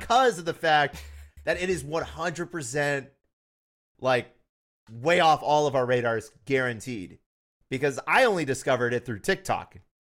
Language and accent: English; Tennessee, United States; I'm from Tennessee and I kinda grew up with that.